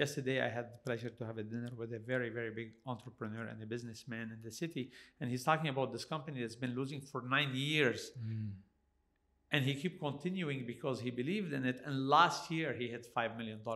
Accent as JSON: {"language": "English", "country": "Canada"}